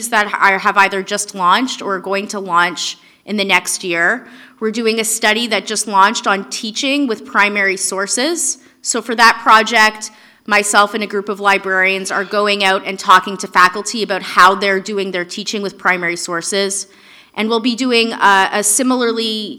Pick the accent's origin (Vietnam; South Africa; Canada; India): Canada; I'm Canadian